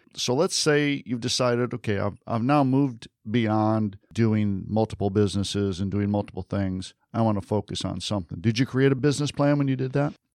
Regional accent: Michigan, United States; moved away; I'm from Michigan originally

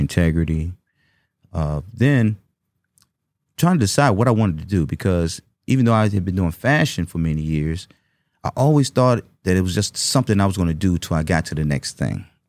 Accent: Washington, District of Columbia, United States; growing up in Washington, D C

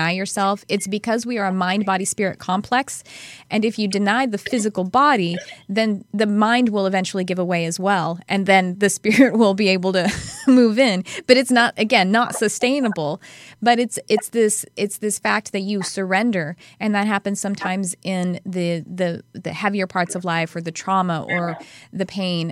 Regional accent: the South, United States; accent: Southern; we use it a lot in the South. And then my Southern accent comes out

